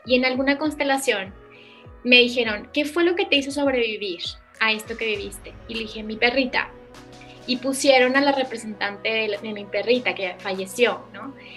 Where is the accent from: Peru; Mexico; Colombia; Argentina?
Mexico; Saltillo, Coahuila; yo nací en Saltillo